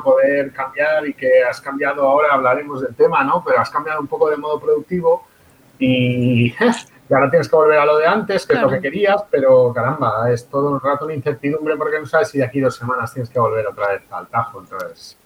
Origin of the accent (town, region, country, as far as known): Catalonia, Spain; born or raised there